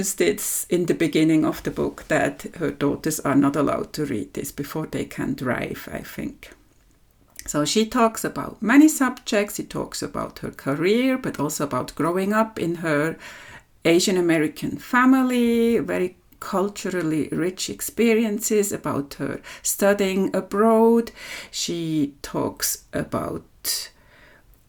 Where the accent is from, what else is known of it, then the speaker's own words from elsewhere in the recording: Switzerland; from Switzerland